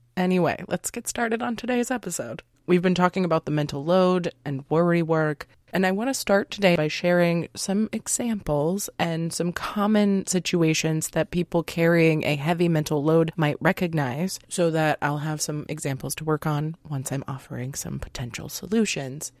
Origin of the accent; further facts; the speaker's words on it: United States; we were raised in American culture